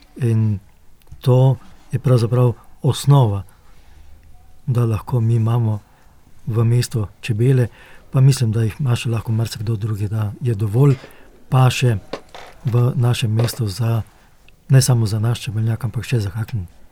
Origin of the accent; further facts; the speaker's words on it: Slovenia; Slovenci smo